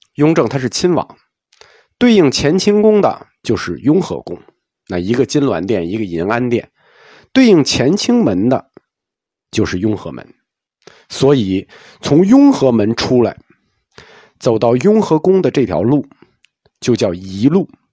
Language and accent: Chinese; China; 就我们中国人喜欢的审美